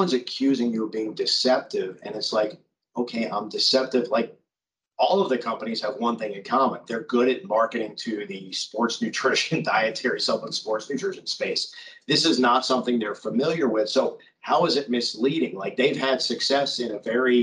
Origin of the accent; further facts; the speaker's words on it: Miami, Florida, United States; I grew up in Miami